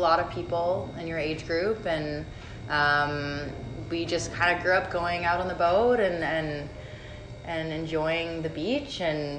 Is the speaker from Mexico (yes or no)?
no; Bermuda; Bermuda's a very, very small, very beautiful island